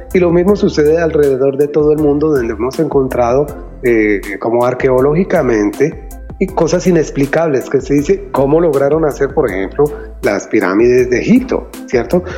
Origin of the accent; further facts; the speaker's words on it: Colombia; moved away as an adult; also born or lived in New York, United States; now in United States; nosotros como colombianos